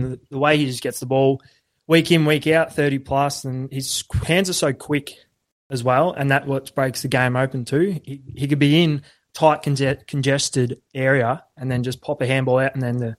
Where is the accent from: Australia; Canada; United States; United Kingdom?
Australia; I'm an Aussie